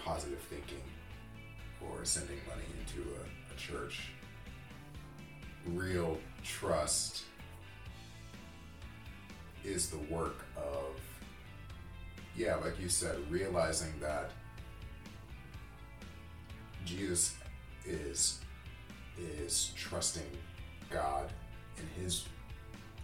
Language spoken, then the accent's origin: English; United States; as American Christians